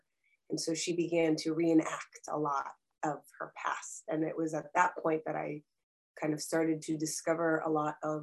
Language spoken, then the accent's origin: English; Rockville, Maryland, United States; also born or lived in Dnipro, Ukraine; I grew up in a DC metro area suburb of Rockville, Maryland